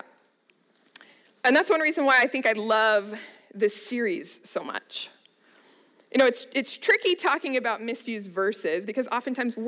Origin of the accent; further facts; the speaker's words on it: Littleton, Colorado, United States; I'm originally from Colorado, so I grew up in the Littleton area